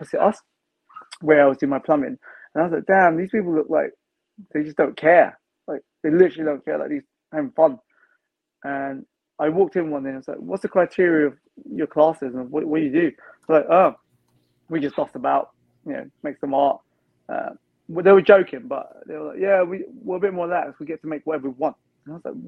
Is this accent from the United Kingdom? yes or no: yes; London, United Kingdom; most London kids, like myself, we don't go outside London much.